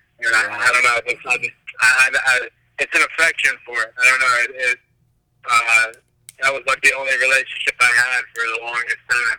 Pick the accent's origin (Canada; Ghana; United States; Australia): United States; Jacksonville, Florida; also born or lived in Atlanta, Georgia; I'm from Jacksonville, but I was just living in Atlanta for a while.